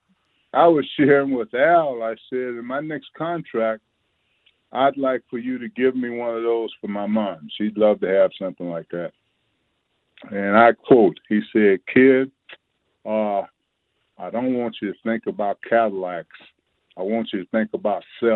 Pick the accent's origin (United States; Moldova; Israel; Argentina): United States; Hastings, Florida; now in Kentucky, United States; many communities like the one that I grew up in down in Hastings, Florida